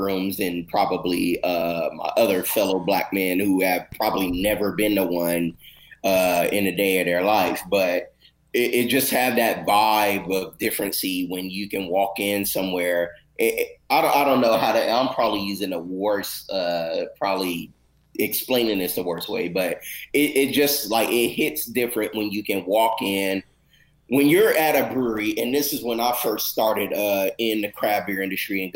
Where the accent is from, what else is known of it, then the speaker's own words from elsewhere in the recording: Louisiana, United States; also born or lived in Arkansas / Los Angeles, California; now in Texas, United States; me growing up in Louisiana and in the South, like Arkansas and things like